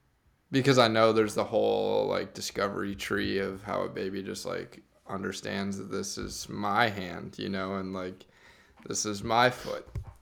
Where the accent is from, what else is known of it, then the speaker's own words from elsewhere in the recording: Midwest, United States; Like, I'm from the Midwest